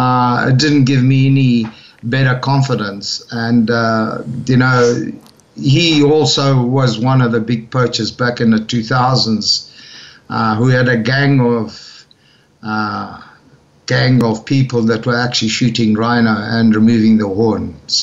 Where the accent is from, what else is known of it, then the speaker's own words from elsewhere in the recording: Madeira, Portugal; born there; also born or lived in Zimbabwe; And because I was born in Madeira, I'm a Portuguese citizen, so I came to Portugal